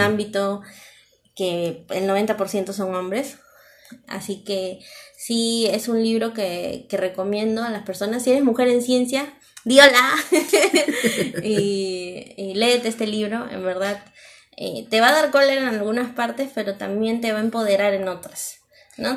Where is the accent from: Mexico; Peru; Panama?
Peru; nosotros somos de Perú